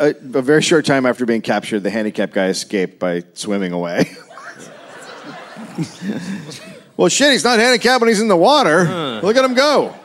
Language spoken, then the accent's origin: English; United States; And I'm from America